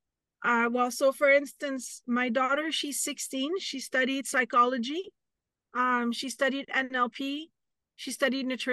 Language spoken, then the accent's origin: English; Canada; I'm Canadian